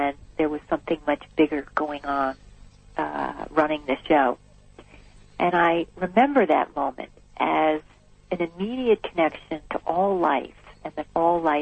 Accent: New Jersey, United States; I grew up in New Jersey in a suburban neighborhood

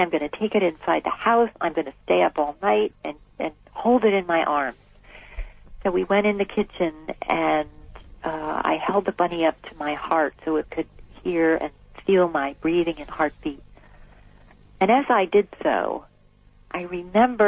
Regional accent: New Jersey, United States; I grew up in New Jersey in a suburban neighborhood

